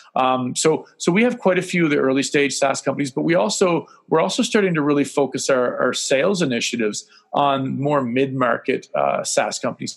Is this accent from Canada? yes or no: yes; Canada; being Canadian